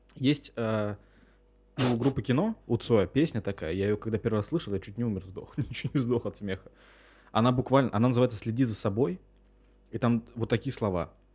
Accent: Russia; из России

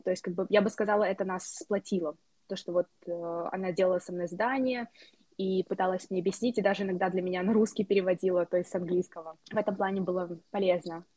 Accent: Moldova; moved away as an adult; also born or lived in United States; now in Hungary; я из Молдовы

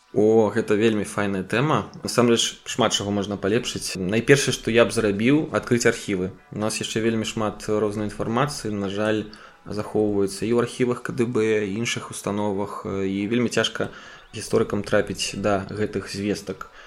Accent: Gomel, Gomel Region, Belarus; майго роднага горада рэгіёна гэта наўпрост адбілася у гомелі

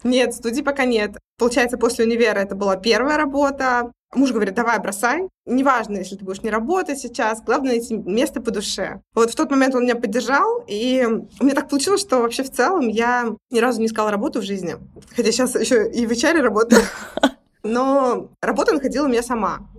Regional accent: Tolyatti, Samara Oblast, Russia; я из Тольятти. Это Самарская область

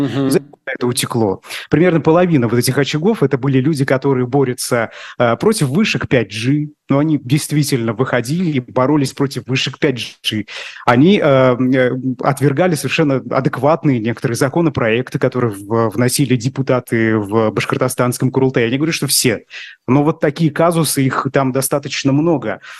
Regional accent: Bashkortostan, Russia; я из Башкирии

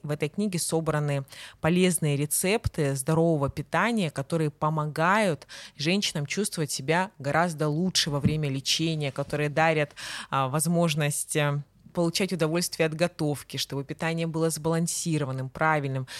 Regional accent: Krasnodar, Krasnodar Krai, Russia; нарядная улица в центре города Краснодара, откуда я родом и где мы сейчас, собственно, записываем подкаст

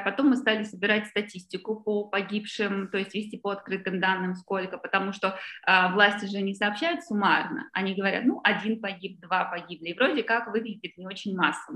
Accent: Saint Petersburg, Russia; moved away; я выросла в Петербурге

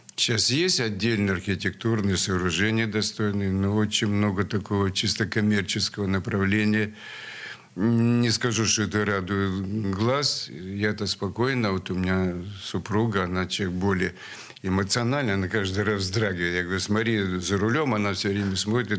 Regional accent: Saint Petersburg, Russia; born or raised there; also born or lived in Sverdlovsk (Yekaterinburg)

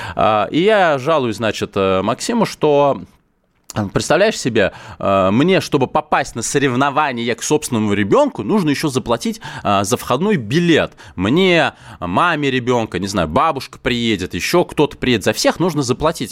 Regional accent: Moscow, Russia; я лично, как коренной москвич

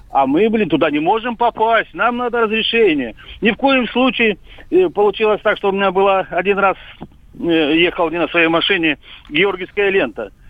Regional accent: Russia; born there; а я уехал в Россию, я здесь и родился, потому что я россиянин чистокровный.

